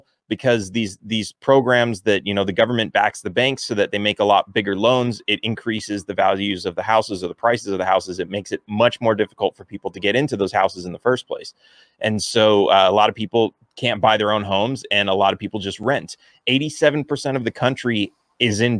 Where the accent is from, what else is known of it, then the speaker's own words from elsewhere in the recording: California, United States; I grew up in California